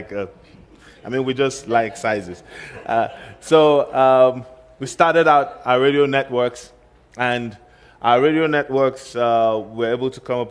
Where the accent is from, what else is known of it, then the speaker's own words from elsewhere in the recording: Kaduna, Kaduna State, Nigeria; Kaduna, which is my hometown